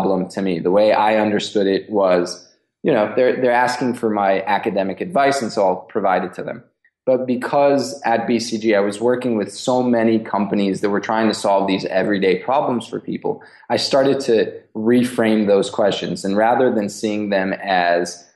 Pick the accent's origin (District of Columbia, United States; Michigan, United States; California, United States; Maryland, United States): California, United States; Los Angeles; also born or lived in Israel; I was born in Israel to an Iraqi father and a Hungarian mother. So even though at home we spoke Hebrew, I was very much exposed to two other languages in the homes of my grandparents. And when I was 7 years old, we moved to Los Angeles. Lived in LA until I graduated from high school